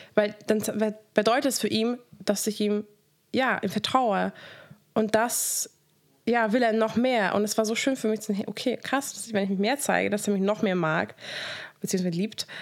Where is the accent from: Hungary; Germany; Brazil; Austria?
Hungary; moved away; Ich bin in Ungarn aufgewachsen